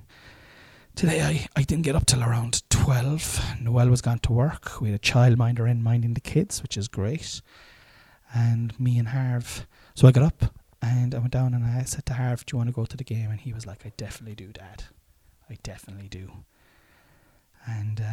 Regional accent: Ireland; moved away as an adult; now in Killavullen, Ireland; like you would be had you gone to school, like I had done in Ballyclaw.

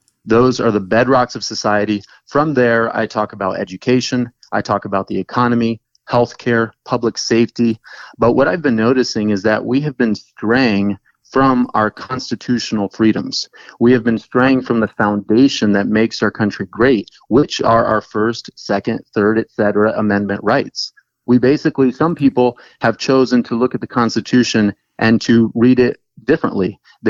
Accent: Brazil; moved away as an adult; also born or lived in Texas; now in United States; I was born in Texas, and then when I was three, my dad took us back down to Brazil, and because his dad actually worked there for a number of years. And so I wouldn't exchange that background for anything. From age 3 to 19, I grew up there.

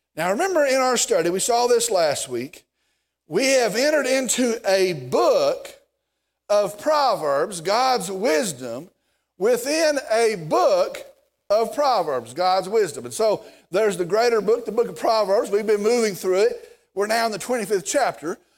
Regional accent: Vernon, Texas, United States; I'm from Vernon

